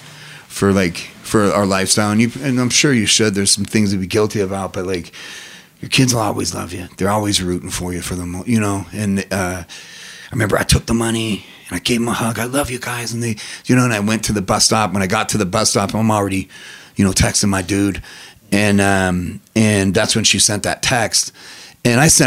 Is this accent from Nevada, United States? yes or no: yes; Reno, Nevada, United States; I'm not born or raised in Vegas, from Reno.